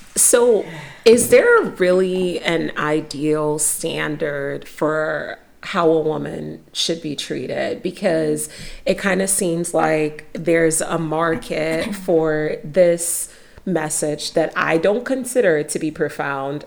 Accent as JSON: {"language": "English", "country": "Nigeria", "said": "I'm Nigerian."}